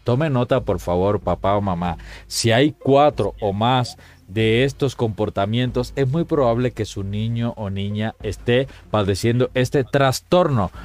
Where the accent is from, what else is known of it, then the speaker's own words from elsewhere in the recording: Cuba; moved away; cuando era niño en Cuba